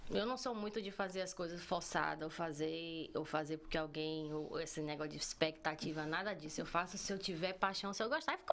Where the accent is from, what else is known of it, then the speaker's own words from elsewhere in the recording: Northeast Region, Brazil; só tinha eu do Nordeste. E eu tava na minha, ninguém ouviu meu sotaque e eu continuei calado.